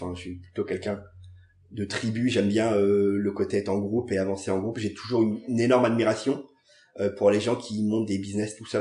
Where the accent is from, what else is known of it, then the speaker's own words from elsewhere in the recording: Paris, Île-de-France, France; J'ai grandi au Gobelin. C'est un quartier un peu improbable de Paris